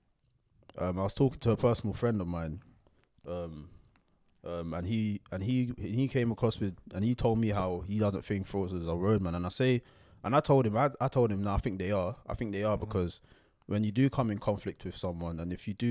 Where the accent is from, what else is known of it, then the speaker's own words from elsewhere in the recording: London, United Kingdom; I grew up in Hackney, Shoreditch